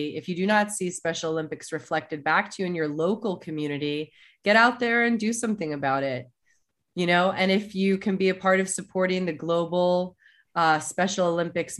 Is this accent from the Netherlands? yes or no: no; Germany; moved away; my heritage is I was born in Germany.